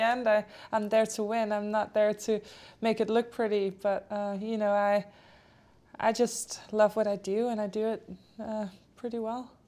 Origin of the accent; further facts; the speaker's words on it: Denmark; first language Polish and Danish; English is a second language; I grew up in Denmark